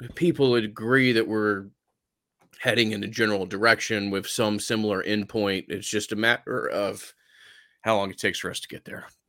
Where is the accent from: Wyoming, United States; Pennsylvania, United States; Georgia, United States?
Georgia, United States; Atlanta; growing up in Atlanta